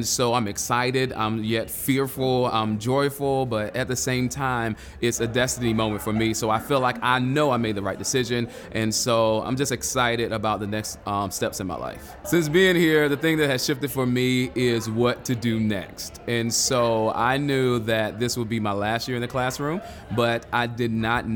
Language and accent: English; Charlotte, North Carolina, United States; I am from Charlotte, North Carolina, the QC